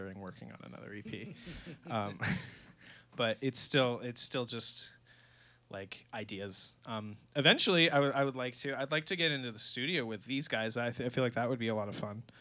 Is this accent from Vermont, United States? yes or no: yes; Swanton, Vermont, United States; now in Burlington, United States; we grew up in Swanton